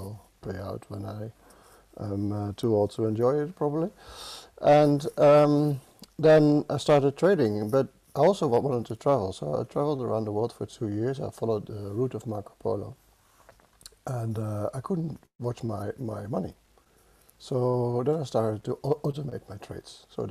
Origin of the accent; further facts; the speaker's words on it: Netherlands; accent: Dutch; English is a second language; I'm Dutch, as you can hear from my accent. It never goes away.